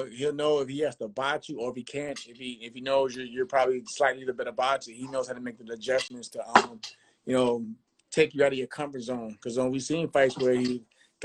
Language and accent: English; New York, United States; I'm from New York.